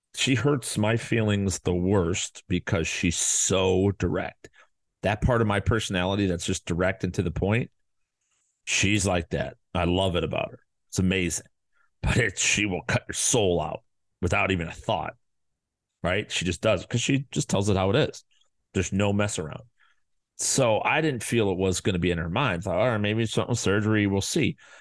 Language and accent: English; Chicago, Illinois, United States; now in Arizona, United States; we live in Arizona, and we're from Chicago.